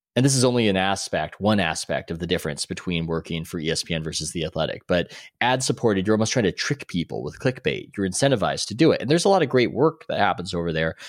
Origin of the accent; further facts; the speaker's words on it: San Diego, California, United States; moved away as an adult; also born or lived in New York; now in Oakland, United States; I'm originally from San Diego